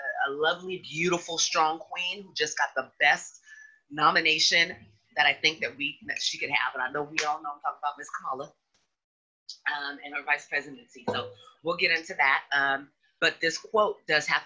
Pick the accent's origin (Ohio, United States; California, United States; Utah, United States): California, United States; Sacramento; growing up in Sacramento, as I have, we've seen a huge change